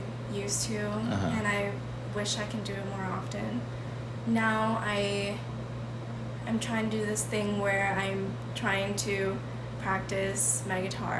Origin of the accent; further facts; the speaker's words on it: Philippines; And I'm typical Filipino.